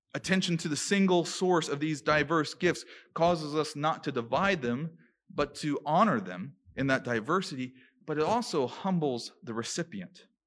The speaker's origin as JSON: {"language": "English", "region": "Maryland", "country": "United States", "tie": "born or raised there", "moved": "yes", "said": "where I come from, growing up in Maryland, we call them a white elephant gift exchange"}